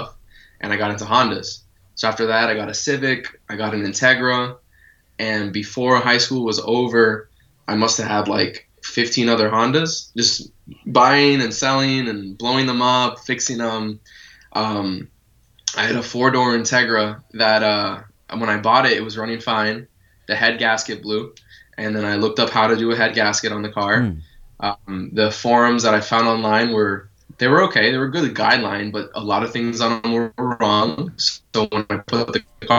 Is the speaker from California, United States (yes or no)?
no; Florida, United States; also born or lived in North Carolina; I was there until I was 5, I think, and then I came down to Florida.